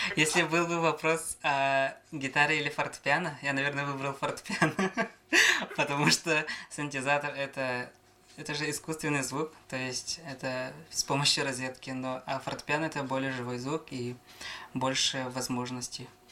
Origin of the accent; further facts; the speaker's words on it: Namtsy, Sakha Republic, Russia; also born or lived in Khomustakh; родился я в Верхнеблийском районе, село Хомостах Намского наслега. А, рос здесь же, вот село Намцы